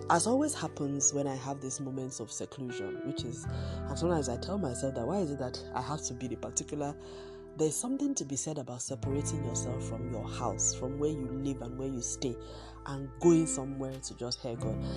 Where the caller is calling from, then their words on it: Lagos, Nigeria; I am recording from Lagos, Nigeria.